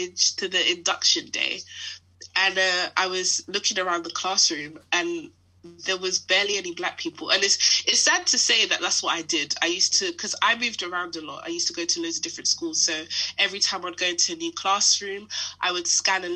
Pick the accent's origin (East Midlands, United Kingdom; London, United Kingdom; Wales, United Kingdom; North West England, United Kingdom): London, United Kingdom; I grew up in Harrow